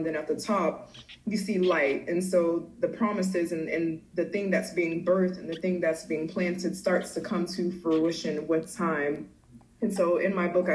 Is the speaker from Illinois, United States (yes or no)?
no; Hollywood, Florida, United States; also born or lived in Miami, Florida / Fort Myers, Florida; I'm originally from Miami, Florida. I grew up in Hollywood, Florida.